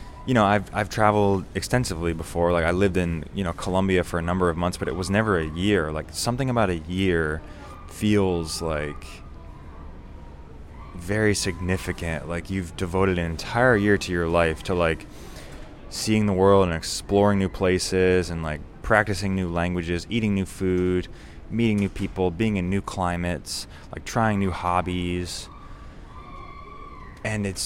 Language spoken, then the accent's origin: English; United States; I come from America.